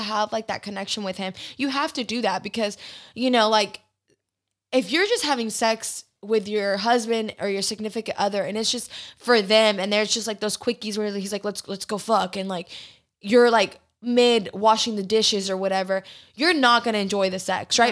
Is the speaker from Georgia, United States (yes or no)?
yes; Georgia, United States; born or raised there; moved away as an adult; now in Houston, United States